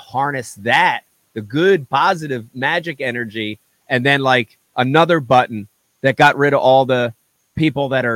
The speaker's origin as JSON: {"language": "English", "area": "right outside of Philadelphia", "region": "New Jersey", "country": "United States", "tie": "born or raised there", "said": "I was born in New Jersey. Thank God I grew up right outside of Philadelphia"}